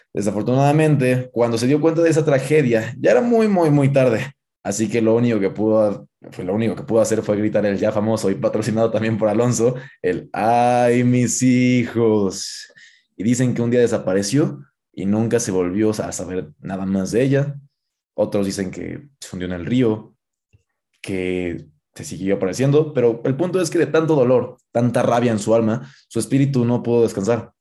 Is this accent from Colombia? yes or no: no; Guanajuato, Mexico; yo que soy de Guanajuato, a mí me inculcaron este, con las partes de las momias de Guanajuato